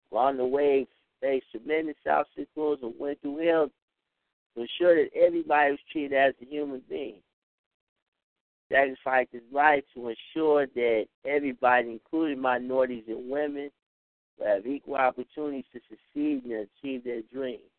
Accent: East Chicago, Indiana, United States; I'm from East Chicago.

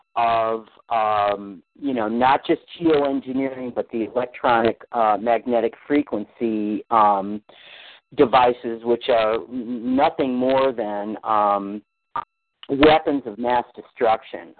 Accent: Barrington, Illinois, United States; I was out in Barrington, is where I'm from

